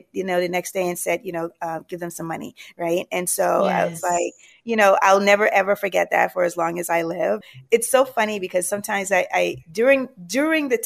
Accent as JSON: {"language": "English", "country": "Jamaica", "moved": "yes", "said": "I'm from the islands. I'm originally from Jamaica."}